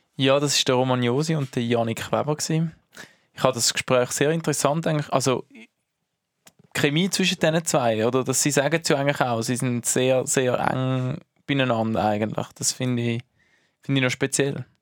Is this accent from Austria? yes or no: no; Herisau, Appenzell Ausserrhoden, Switzerland; auch mein Geburtsort